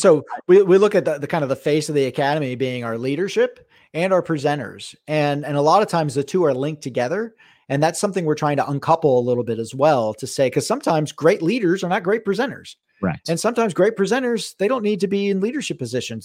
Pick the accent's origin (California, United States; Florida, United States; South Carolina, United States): Florida, United States; South; now in Pacific Northwest, United States; I grew up in South Florida